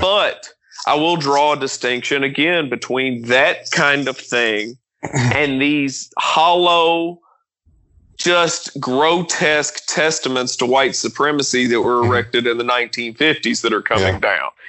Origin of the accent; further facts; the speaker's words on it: Kentucky, United States; I'm from Kentucky